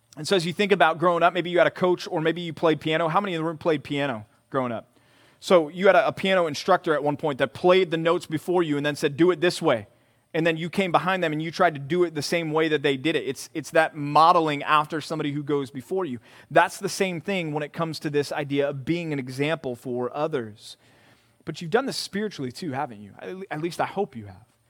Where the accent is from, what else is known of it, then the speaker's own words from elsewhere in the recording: Texas, United States; Growing up in Texas, being from Texas